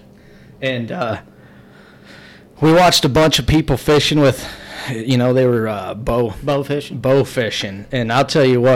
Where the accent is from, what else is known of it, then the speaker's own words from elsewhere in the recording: Grand Junction, Colorado, United States; I'm from Grand Junction